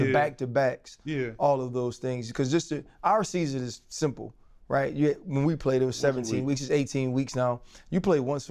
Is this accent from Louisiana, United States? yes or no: yes; New Orleans, Louisiana, United States; I'm from New Orleans.